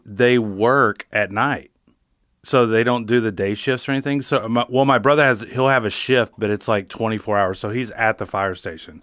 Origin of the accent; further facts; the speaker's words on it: northern Wisconsin, United States; moved away; it's good to kinda be back home